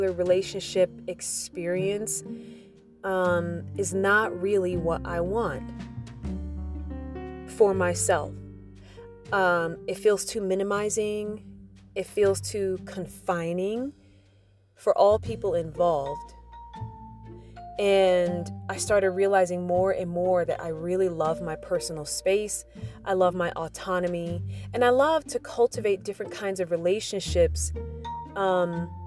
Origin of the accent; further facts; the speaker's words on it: United States; growing up in the United States